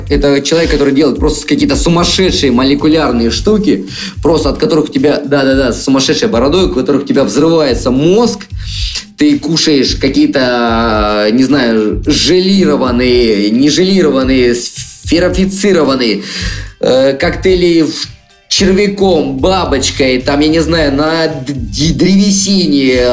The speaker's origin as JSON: {"language": "Russian", "country": "Russia", "said": "я простой паренек из России"}